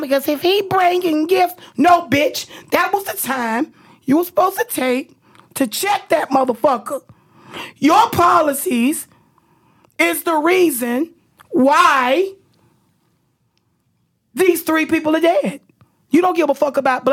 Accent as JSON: {"language": "English", "town": "Jacksonville", "region": "Florida", "country": "United States", "tie": "born or raised there", "moved": "as an adult", "lives_now": "Washington, D.C., United States", "said": "I'm from Duval"}